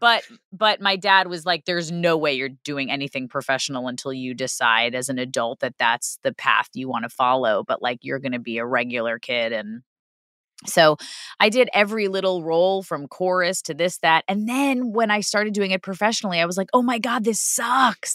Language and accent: English; New York City, New York, United States; moved away; I grew up in Queens